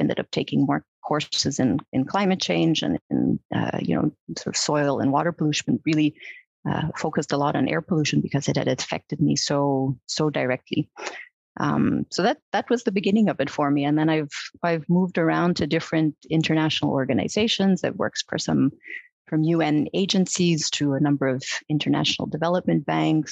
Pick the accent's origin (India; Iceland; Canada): Canada; Montreal, Quebec; moved away; I'm originally from Montreal. I grew up in Montreal.